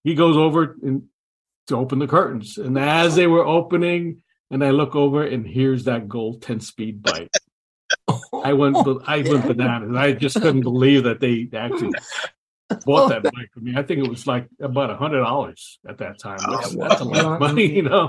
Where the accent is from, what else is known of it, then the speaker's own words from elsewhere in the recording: New York City, New York, United States; I grew up in the Bronx, New York